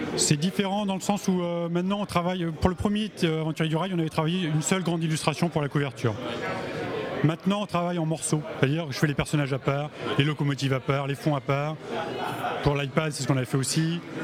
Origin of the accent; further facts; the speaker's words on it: Paris, Île-de-France, France; les bureaux sont à Paris, comme je suis parisien